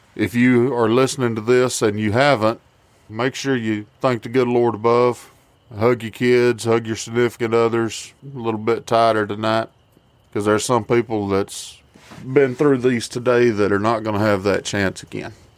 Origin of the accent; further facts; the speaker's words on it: Walker County, Alabama, United States; I, am from Alabama. I'm from Walker County. I sound the way I sound